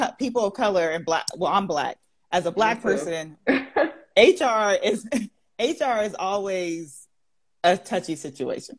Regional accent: Palm Springs, California, United States; moved away as an adult; now in Georgia, United States; I was born and raised in Palm Springs, California. Yeah, I've only been to Georgia for less, like a little over a decade.

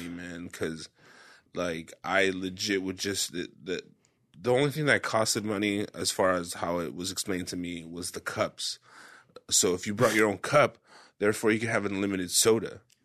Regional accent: Parlier, California, United States; moved away as an adult; Ray and I grew up in was in Parlier in a small town

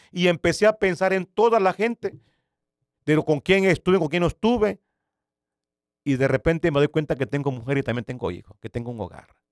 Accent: Nicaragua; moved away as an adult; also born or lived in San Salvador, El Salvador; yo soy originario de Nicaragua

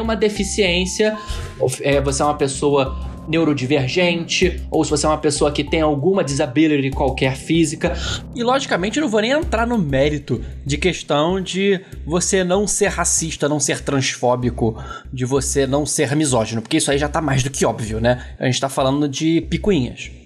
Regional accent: Brazil; nossa existência como brasileiros

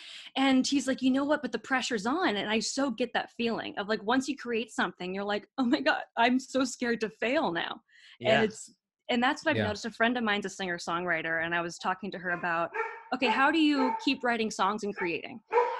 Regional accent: California, United States; now in New York, United States; I guess it's a New York accent. I'm from California.

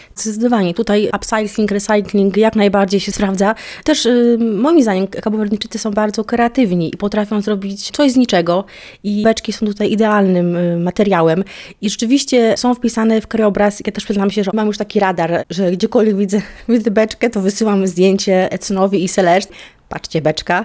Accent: Poland; now in Cape Verde; jestem z Polski

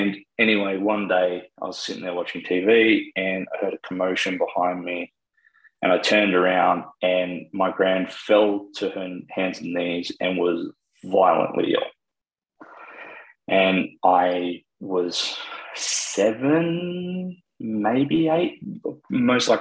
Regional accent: Sydney, New South Wales, Australia; also born or lived in Wagga Wagga, New South Wales / regional Victoria; I was born in Wagga, and then I did some of my growing up in regional Victoria, and then when I was still very little, we moved to Sydney

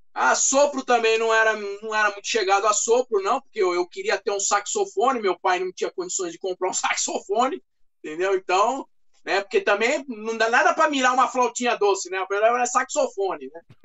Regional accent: Brazil; tenho um pouquinho de alemão, é, sou brasileiro

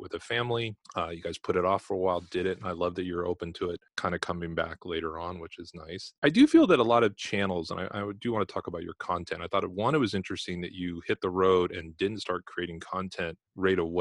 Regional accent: Los Angeles, California, United States; moved away; I'm from Los Angeles originally. My parents were both in television

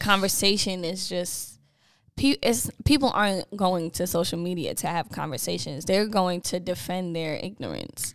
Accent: New York, United States; a fellow Bed-Stuy native

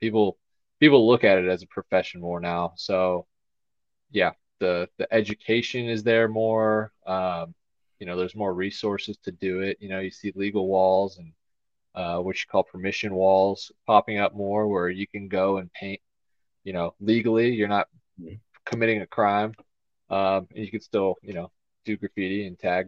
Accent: Houston, Texas, United States; I grew up in Houston, and I was kind of more out, in the suburbs

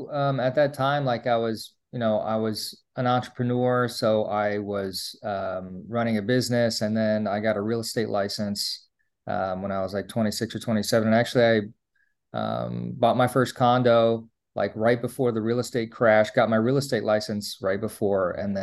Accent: East Coast, United States; now in Hawaii, United States; I was trying to get residency so I can pay for in-state tuition, because I was from the East Coast and I moved to Hawaii.

